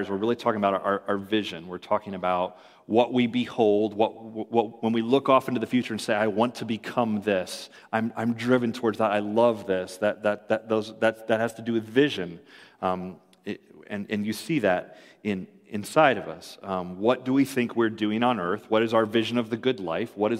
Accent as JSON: {"language": "English", "town": "Ann Arbor", "region": "Michigan", "country": "United States", "tie": "born or raised there", "said": "I was born in Ann Arbor"}